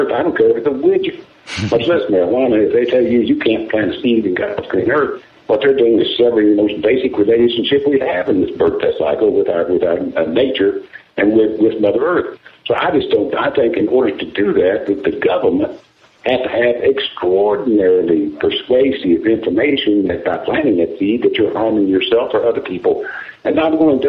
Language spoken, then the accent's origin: English; Kentucky, United States; I'm from Kentucky, and I've been politically involved in trying to get the laws changed there for some time